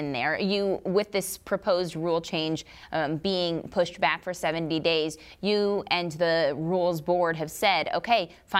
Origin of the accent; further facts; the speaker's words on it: Des Moines, Iowa, United States; Now, I am not a farmer. I grew up in Iowa. I'm from here. I've lived in Des Moines my whole life.